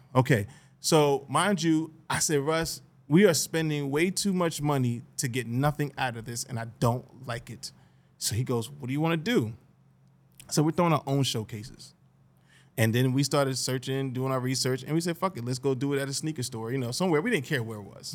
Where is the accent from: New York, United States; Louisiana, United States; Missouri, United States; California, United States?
New York, United States; Greenburgh; I love growing up in Greenberg